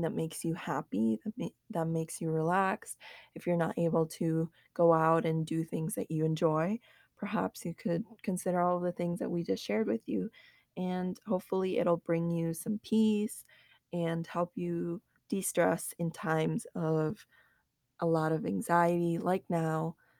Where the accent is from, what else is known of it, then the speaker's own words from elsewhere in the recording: United States; growing up, especially in America